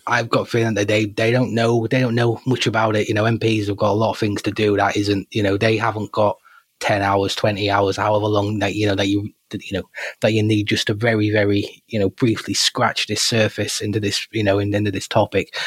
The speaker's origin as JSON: {"language": "English", "country": "United Kingdom", "said": "part of being British"}